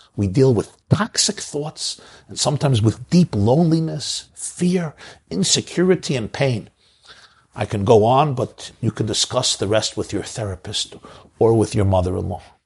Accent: New York City, New York, United States; growing up in Brooklyn at the feet of the Lubavitcher Rebbe.

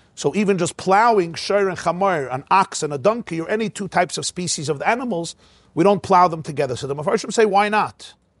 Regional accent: United States; I'm an American boy

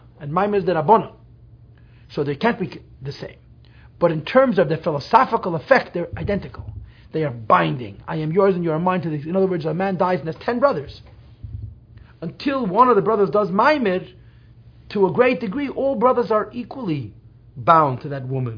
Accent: New York City, New York, United States; I grew up in Crown Heights, full of Hungarian Jews.

